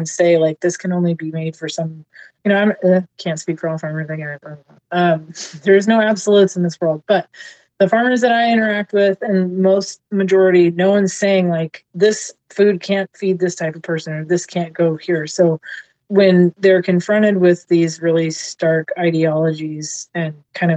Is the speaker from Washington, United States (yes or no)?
yes; Seattle, Washington, United States; I grew up in Seattle